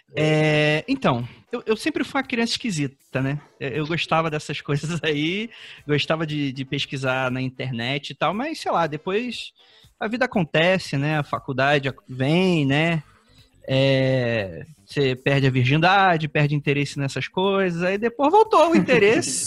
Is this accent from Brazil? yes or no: yes; Rio de Janeiro, Brazil; antes de brasileiro, eu sou carioca